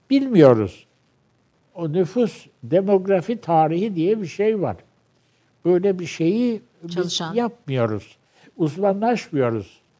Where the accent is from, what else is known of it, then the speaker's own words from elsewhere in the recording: Turkey; Ee, şimdi şöyle yaz, ben Türkçe benim ana dilim. Ee, Türkçe'de en iyi yazabileceğim en iyi dil Türkçe.